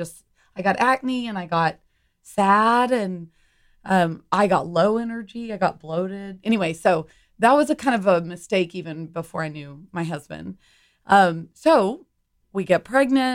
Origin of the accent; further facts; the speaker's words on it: Humble, Texas, United States; also born or lived in New York City; I grew up in Humble, so suburb of Houston